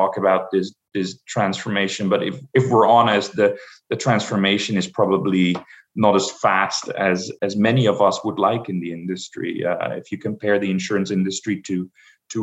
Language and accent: English; Amsterdam, North Holland, Netherlands; moved away as an adult; now in United States; I'm originally from Amsterdam, the Netherlands.